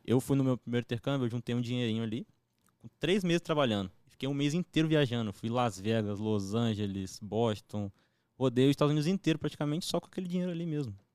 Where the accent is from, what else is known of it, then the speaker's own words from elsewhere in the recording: Campos dos Goytacazes, Rio de Janeiro, Brazil; Eu sou de Campos do Goitacazes